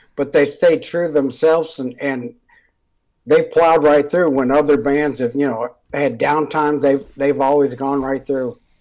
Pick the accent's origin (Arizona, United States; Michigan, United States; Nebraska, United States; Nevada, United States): Michigan, United States; Detroit; I was from Metro Detroit